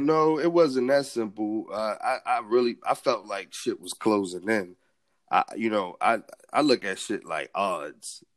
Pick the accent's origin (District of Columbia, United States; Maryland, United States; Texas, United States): Maryland, United States; Baltimore; growing up in Baltimore